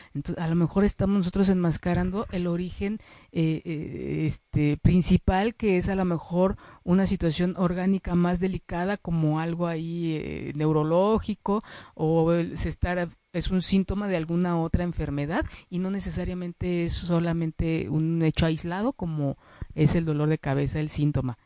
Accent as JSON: {"language": "Spanish", "country": "Mexico", "said": "como mexicanos, como mexicanas"}